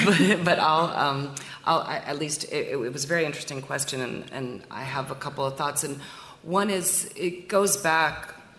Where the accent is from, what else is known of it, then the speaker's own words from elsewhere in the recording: United States; I live in the U.S., I'm an American